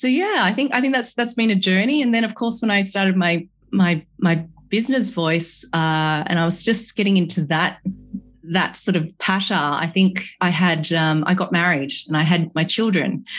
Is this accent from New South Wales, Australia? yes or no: yes; Sydney, New South Wales, Australia; also born or lived in Malaysia / London; I'm a Malaysian-born Chinese who grew up in Sydney, Australia.